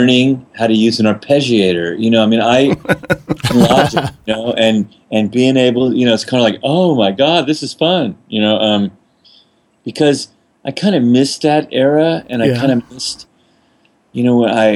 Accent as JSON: {"language": "English", "town": "New Orleans", "region": "Louisiana", "country": "United States", "said": "I'm from New Orleans"}